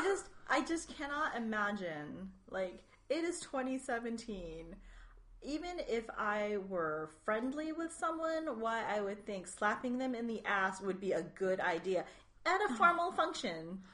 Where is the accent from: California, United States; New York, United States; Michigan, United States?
California, United States; I'm from California